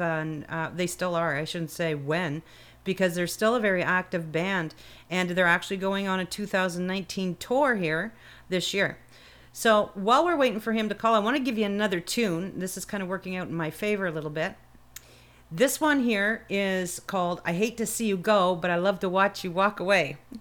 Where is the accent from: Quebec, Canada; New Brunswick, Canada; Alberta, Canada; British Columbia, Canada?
New Brunswick, Canada; Fredericton; moved away as an adult; now in Brampton, Canada; Fredericton, New Brunswick, because that's where I'm originally from